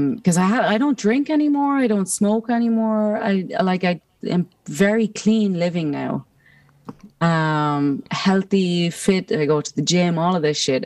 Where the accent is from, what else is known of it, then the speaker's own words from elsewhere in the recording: Ireland; growing up as an Irish person